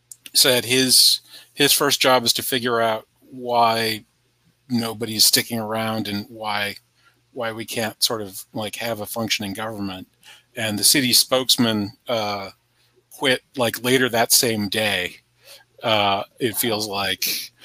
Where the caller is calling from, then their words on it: Charlottesville, Virginia, United States; I'm in Charlottesville, Virginia.